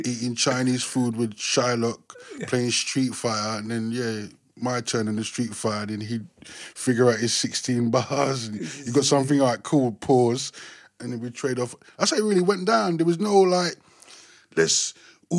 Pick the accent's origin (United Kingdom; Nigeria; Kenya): United Kingdom; London; also born or lived in Willesden, London; I'm originally from Wembley, Chalkhill Estate. I was born in Willesden, Melrose Avenue, 169